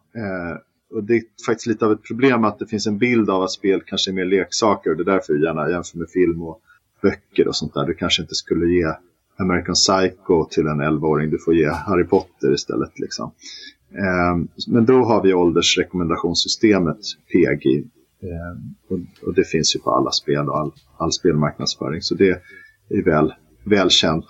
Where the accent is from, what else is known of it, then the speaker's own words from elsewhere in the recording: Stockholm, Stockholm County, Sweden; also born or lived in Malmö; Jag är ju stockholmare